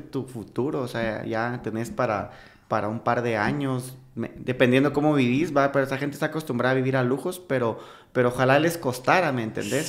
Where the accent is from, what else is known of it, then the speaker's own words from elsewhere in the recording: Guatemala; como guatemaltecas y como guatemaltecos